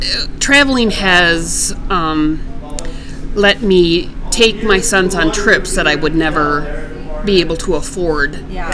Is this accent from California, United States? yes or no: no; Wisconsin, United States; Originally from Wisconsin.